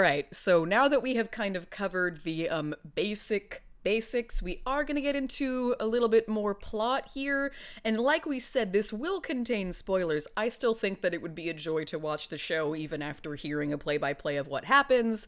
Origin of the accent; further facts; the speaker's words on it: California, United States; I've lived in California all my life